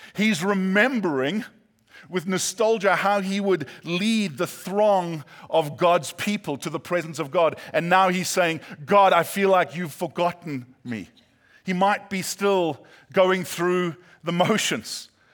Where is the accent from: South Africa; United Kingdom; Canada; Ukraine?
South Africa; moved away as an adult; now in California, United States; my accent is not Australian, British, or New Zealand. Uh, some say my accent makes me sound smarter than I am. But, uh, yeah, we're from South Africa